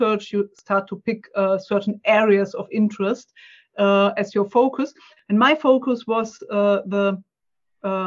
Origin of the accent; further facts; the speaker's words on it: Germany; English is a second language; excuse my accent and my searching for words, because I'm German. It's English is not my native language.